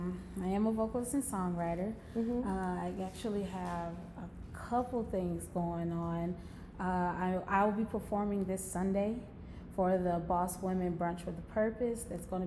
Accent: Milwaukee, Wisconsin, United States; my hometown, which is Milwaukee, Wisconsin.

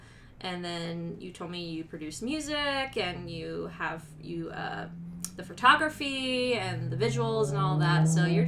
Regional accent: East Coast, United States; I'm from the East Coast, too

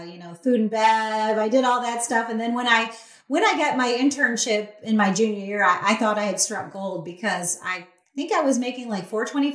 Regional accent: Detroit, Michigan, United States; now in South Carolina, United States; I grew up right there in Detroit

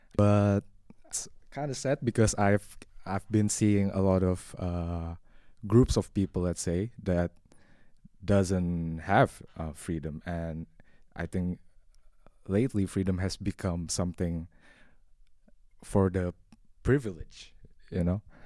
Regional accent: Indonesia; moved away as an adult; now in Netherlands; I'm from Indonesia. Um, Indonesia is yeah the the country with the most Muslim population in the world, and I was born and raised there

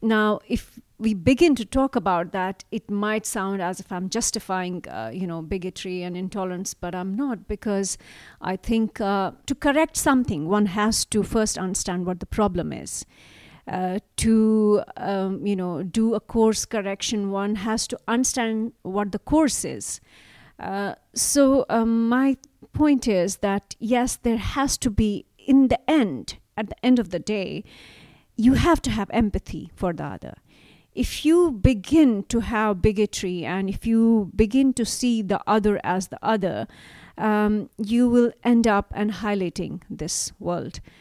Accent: Jammu and Kashmir, India; moved away; I grew up, I was born and brought up in Kashmir.

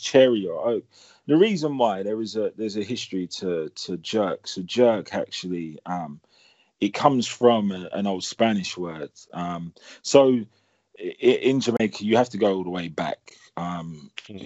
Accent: London, United Kingdom; moved away as an adult; now in Portsmouth, United Kingdom; houses that we grew up in in Chelsea and Streatham with huge ceilings

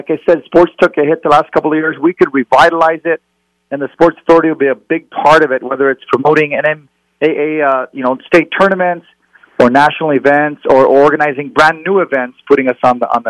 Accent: Albuquerque, New Mexico, United States; moved away as an adult; also born or lived in Seattle; I grew up in the North Valley, as you know. I moved out to Seattle. When I came back home, I lived on the west side where my dad lived.

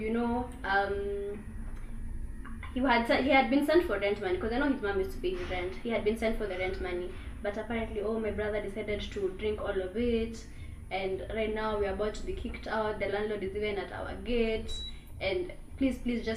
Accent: Nakuru, Nakuru County, Kenya; moved away as an adult; now in Nairobi, Kenya; I grew up in Nakuru. We met in Nakuru. Then I moved to Nairobi.

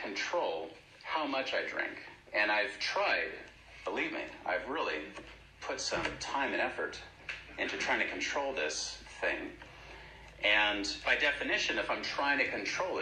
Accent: San Francisco, California, United States; moved away; I'm from San Francisco, and I'm very grateful I was born there

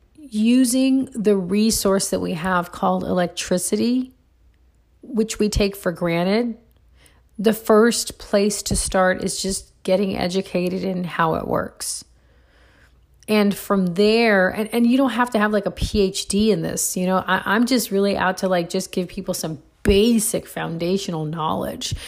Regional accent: Puerto Rico; now in United States; I grew up in Puerto Rico when I was a little girl

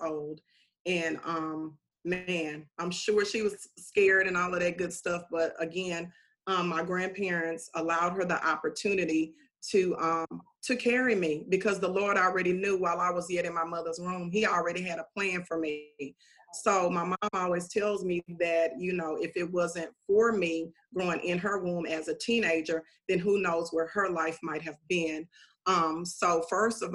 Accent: Calvert, Texas, United States; also born or lived in Bryan, Texas; now in Houston, United States; was born in Bryan, Texas and was raised in Calvin and Bryan, Texas

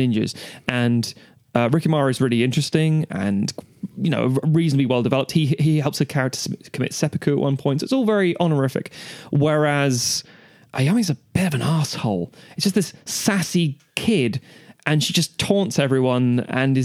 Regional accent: Ireland; as an Irishman

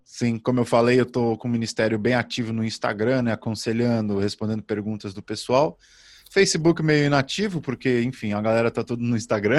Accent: Brazil; Como bom brasileiro que sou

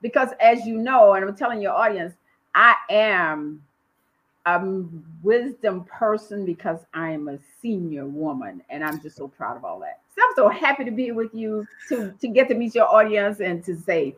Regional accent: Dade County, Florida, United States; also born or lived in Southwest Georgia; I'm a Southern girl. I was born in Southwest Georgia, but I have lived down in Florida, in particularly Dade County, since I was very young, as a matter of fact, about 10 years old

